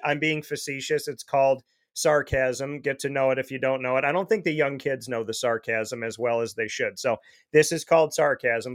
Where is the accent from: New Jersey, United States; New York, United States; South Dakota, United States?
New York, United States; Syracuse; it's my hometown